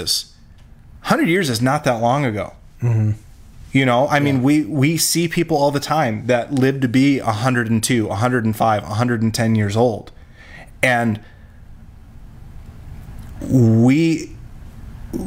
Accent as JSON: {"language": "English", "town": "Rapid City", "region": "South Dakota", "country": "United States", "tie": "born or raised there", "said": "I grew up in Rapid City"}